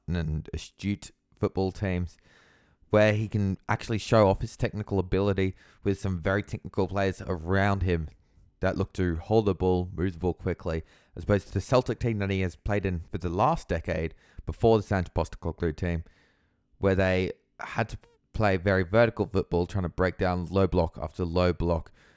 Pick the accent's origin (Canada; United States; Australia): Australia; me as an Australian football fan